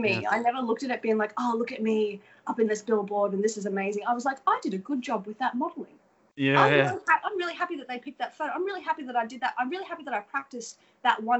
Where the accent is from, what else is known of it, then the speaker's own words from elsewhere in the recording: Australia; accent: Australian; moved away as an adult; now in Los Angeles, United States; I'm from Australia